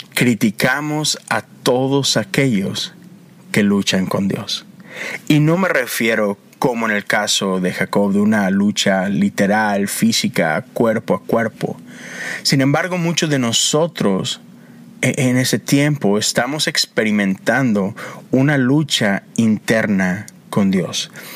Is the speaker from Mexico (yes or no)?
yes; Monterrey, Nuevo León, Mexico; moved away as an adult; now in United States; Yo soy de Monterrey, crecí allá